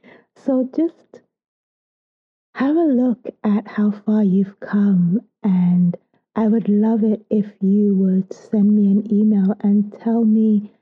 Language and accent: English; United Kingdom; I love to tell people that I'm British with Soto DNA